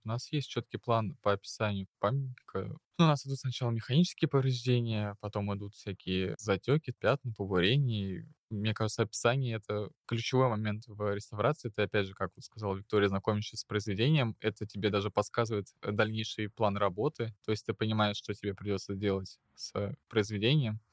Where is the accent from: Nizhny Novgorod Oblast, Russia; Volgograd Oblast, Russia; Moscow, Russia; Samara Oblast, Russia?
Moscow, Russia; мне 18 лет, я из города Москва